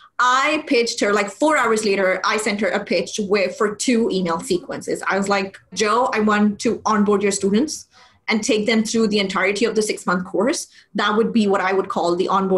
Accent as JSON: {"language": "English", "country": "Pakistan", "tie": "born or raised there", "also_born_or_lived": "United Arab Emirates", "moved": "as an adult", "said": "born and brought up in Pakistan, but I moved to the UAE in 2007."}